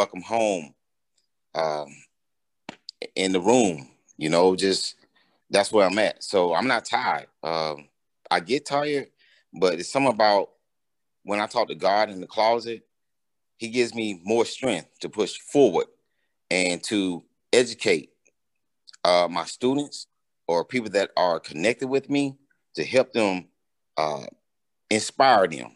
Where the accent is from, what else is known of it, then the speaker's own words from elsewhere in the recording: Montgomery, Alabama, United States; also born or lived in Dubai; I'm from Montgomery, Alabama